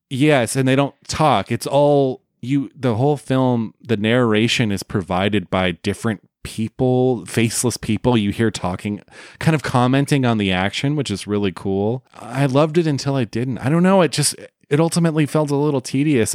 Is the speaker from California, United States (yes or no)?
yes; Oakland, California, United States; there's a theater where I grew up in the Bay Area called the Grand Lake Theater in Oakland, California